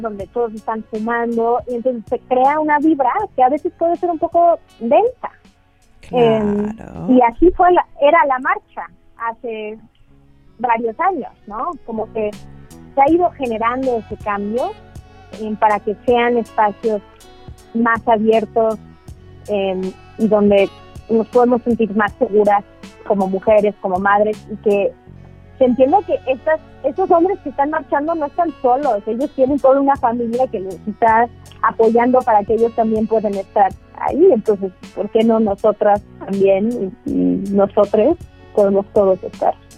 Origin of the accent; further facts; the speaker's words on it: United States; also born or lived in Xalapa, Veracruz, Mexico; now in Mexico; yo a los siete años me fui a Estados Unidos